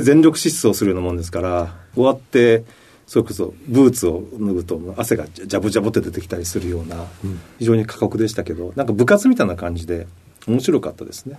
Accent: Yamaguchi, Japan; also born or lived in Kochi Prefecture; 生まれたのは高知県で、うん、その後すぐに山口県で育った

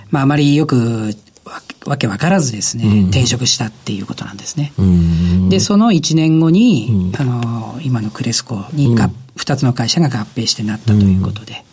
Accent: Tomakomai, Hokkaido, Japan; 出身地は北海道の苫小牧市というところです

